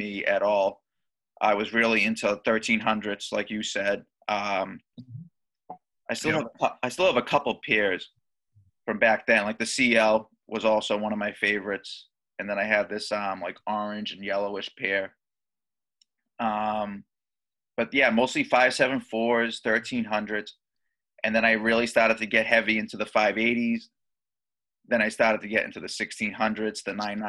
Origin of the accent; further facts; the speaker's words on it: Boston, Massachusetts, United States; I'm from the Boston area in Massachusetts.